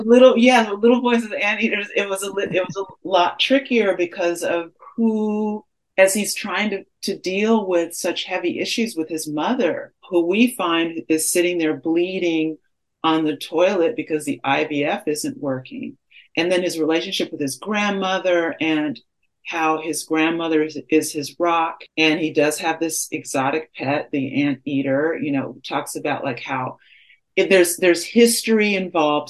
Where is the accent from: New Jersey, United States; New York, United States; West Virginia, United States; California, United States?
California, United States; Los Angeles; I grew up in Baldwin Hills and I was bused for elementary school in Bel Air